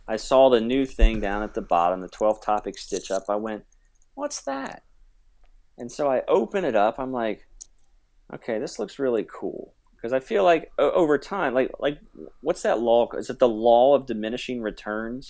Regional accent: New Richmond, Ohio, United States; New Richmond is a small town, um, along the Ohio River, about twenty minutes from Cincinnati. It's where I graduated from. It's where I grew up, and now I'm back there teaching

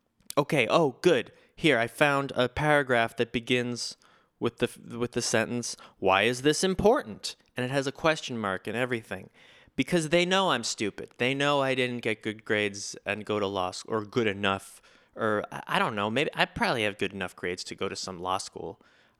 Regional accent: United States; I will continue to read things that I do not understand because I'm an American and I get to.

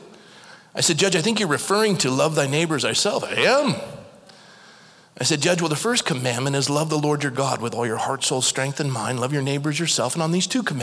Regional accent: United States; I'm a Christian and I'm an American

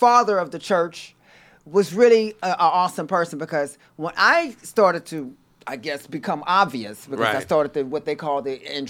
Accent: Houston, Texas, United States; moved away as an adult; also born or lived in New York; I love New York. I was born and raised in Houston, Texas. Came here in 97.

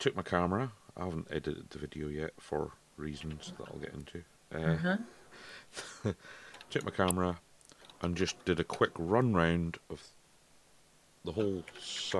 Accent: Scotland, United Kingdom; I'm Scottish

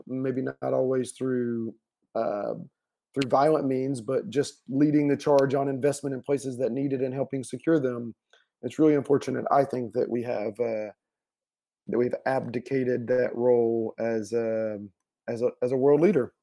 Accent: Paulding County, Georgia, United States; moved away; my hometown, um, which is Paulding County, Georgia

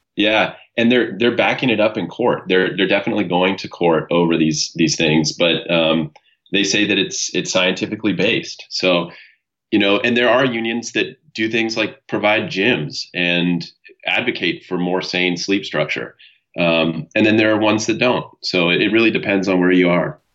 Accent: San Diego, California, United States; now in Ventura, United States; I was born in San Diego, California. Um, my, uh, my parents divorced when I was pretty young, and um, I grew up primarily with my mother

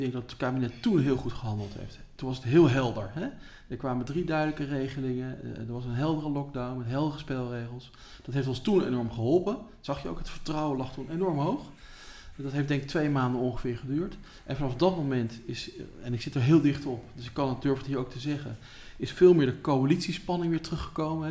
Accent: The Hague, South Holland, Netherlands; ook als Hagenaar

